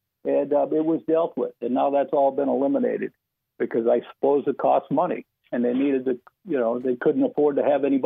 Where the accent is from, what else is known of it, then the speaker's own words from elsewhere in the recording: Mandan, North Dakota, United States; I grew up in Mandan